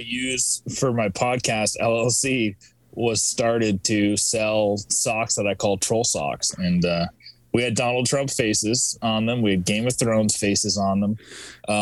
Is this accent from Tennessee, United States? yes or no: no; Vermont, United States; now in Massachusetts, United States; I'm from Vermont. I always say I'm from Vermont. That's where I was born and raised, but I live in Massachusetts now.